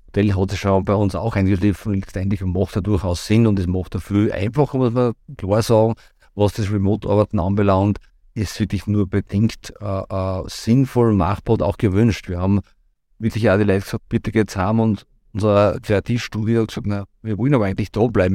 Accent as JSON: {"language": "German", "town": "Rohrbach", "region": "Upper Austria", "country": "Austria", "tie": "born or raised there", "also_born_or_lived": "Vienna / Linz", "said": "Ich war in Rohrbach quasi, da ist ja meine, meine Heimat, wo ich geboren und mit ein paar Zwischenstationen auch jetzt noch lebe"}